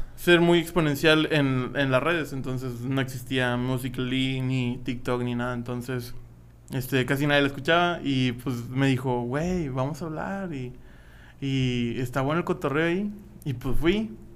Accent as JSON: {"language": "Spanish", "town": "Matamoros", "region": "Tamaulipas", "country": "Mexico", "tie": "born or raised there", "moved": "yes", "said": "Iba a estudiar arquitectura en mi pueblo natal Matamoros, Tamaulipas."}